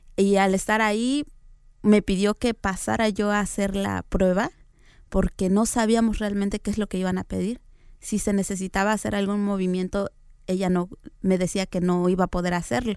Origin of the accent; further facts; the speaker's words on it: Tlaxiaco, Oaxaca, Mexico; yo soy oaxaqueña. Nací en una comunidad que se llama Heroica Ciudad de Tlajiaco, Oaxaca.